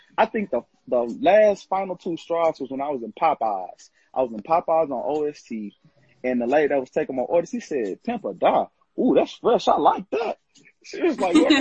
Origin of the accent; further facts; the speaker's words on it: Missouri City, Texas, United States; I'm from Houston, Texas. Mouth City to be exact, Missouri City